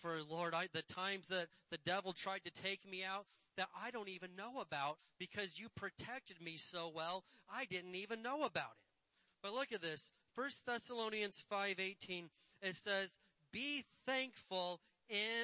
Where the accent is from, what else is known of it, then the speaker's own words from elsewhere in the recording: Indiana, United States; moved away; my little redneck hillbilly town I grew up in Indiana